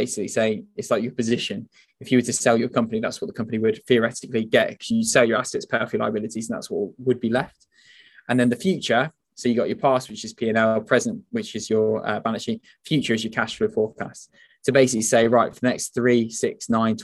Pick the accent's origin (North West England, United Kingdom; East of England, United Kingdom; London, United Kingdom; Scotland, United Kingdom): North West England, United Kingdom; the Northwest; we're both from the Northwest